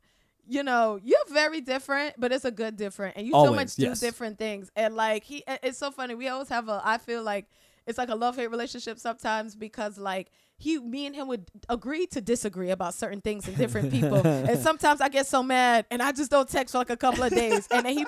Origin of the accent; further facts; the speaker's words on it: Trinidad & Tobago; And I'm like, oh, I'm from Trinidad.